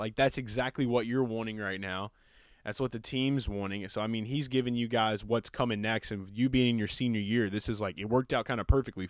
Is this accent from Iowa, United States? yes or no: no; Hammond, Louisiana, United States; So with growing up in Hammond, man, I mean, like, I know that, you know, other than Southeastern, really, the next place that people are going to be looking at for, like, football is going to be, like, LSU and stuff.